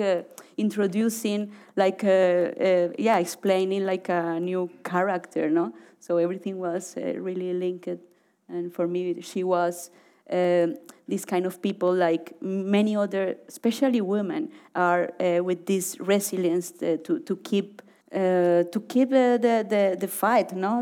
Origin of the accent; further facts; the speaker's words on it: Cali, Valle del Cauca, Colombia; moved away as an adult; also born or lived in Orinoco region; I grew up in Cali